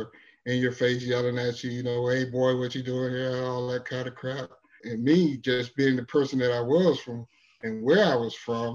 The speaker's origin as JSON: {"language": "English", "town": "Orlando", "region": "Florida", "country": "United States", "tie": "born or raised there", "said": "Born and raised in here in Orlando, seeing Orlando go from orange groves and to Disney World."}